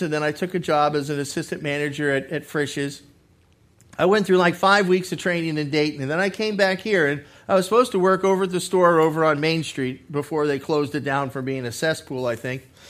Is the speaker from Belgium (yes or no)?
no; Massachusetts, United States; moved away as an adult; also born or lived in California / Arizona; now in Ohio, United States; I was born and raised in Massachusetts